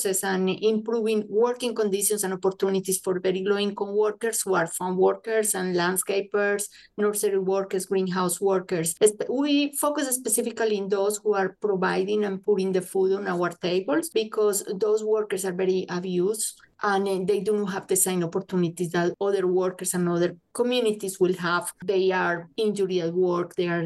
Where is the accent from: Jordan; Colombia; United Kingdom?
Colombia; English is a second language; moved away as an adult; now in United States; I'm originally from Colombia, an immigrant myself. I remember when I got this country 25 years ago